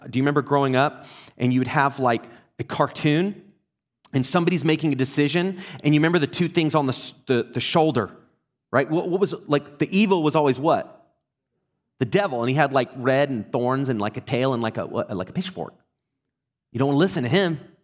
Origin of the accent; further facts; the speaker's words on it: England, United Kingdom; moved away; also born or lived in Texas; I was in Texas and I grew up in England